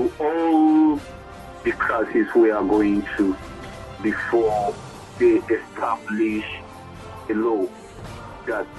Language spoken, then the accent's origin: English; Nigeria; I'm from Nigeria